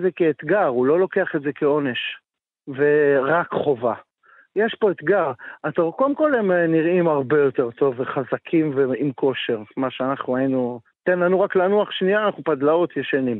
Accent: Metula, Northern District, Israel; moved away as an adult; also born or lived in Tel Aviv; גדלתי במטולה

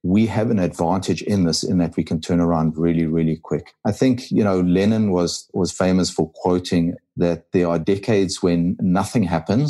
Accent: South Africa; also born or lived in KwaZulu-Natal Midlands; I'm a South African. I live in the country area of KwaZulu-Natal. We call it the Midlands

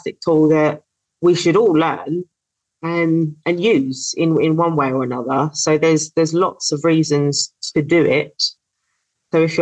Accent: London, United Kingdom; That's my hometown

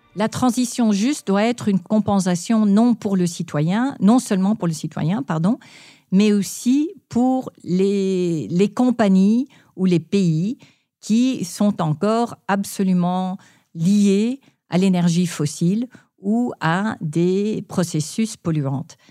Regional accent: Palo Alto, California, United States; j'ai grandi en Californie, en particulier, j'ai grandi à Palo Alto

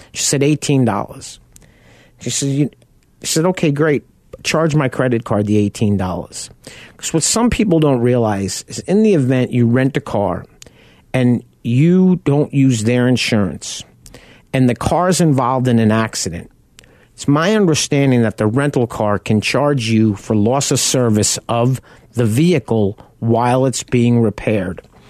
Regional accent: Long Island, New York, United States; moved away; also born or lived in South Farmingdale; I grew up on Long Island.

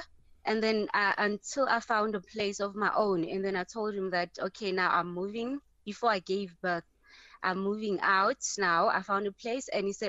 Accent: Pretoria, Gauteng, South Africa; now in Johannesburg, South Africa; I got a job this side. I was from Pretoria, and then I got a job this side in Joburg.

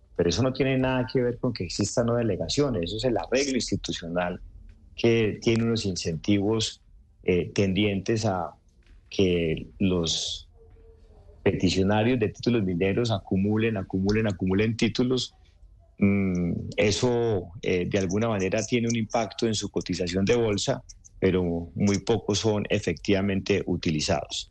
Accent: Antioquia, Colombia; los antioqueños, Ricardo, somos tan regionalistas como colombianos.

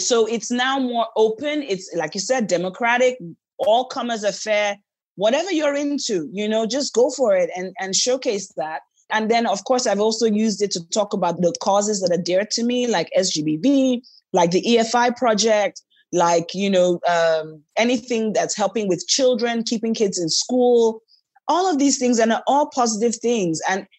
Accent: Niger Delta, Nigeria; because I'm from the Niger Delta, where there's a prevalence of guns and ammunition in the wrong hands

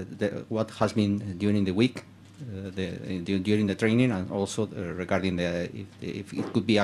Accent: Spain; we are from Spain

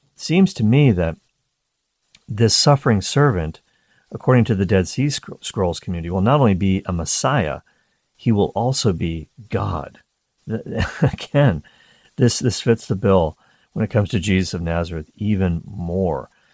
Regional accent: East Coast of Canada, near Peggy's Cove, Nova Scotia, Canada; I grew up on the East Coast of Canada, very close to a place called Peggy's Cove.

